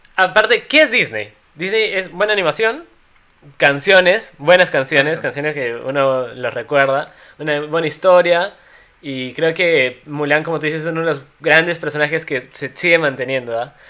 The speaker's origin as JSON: {"language": "Spanish", "region": "Cusco", "country": "Peru", "said": "somos cusqueños"}